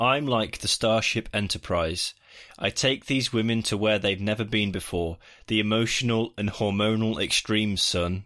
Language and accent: English; United Kingdom; We're the British